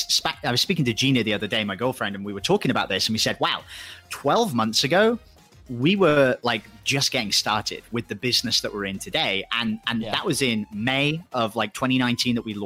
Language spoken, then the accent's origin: English; England, United Kingdom; moved away as an adult; also born or lived in Thailand; I'm going to either have to go back home to England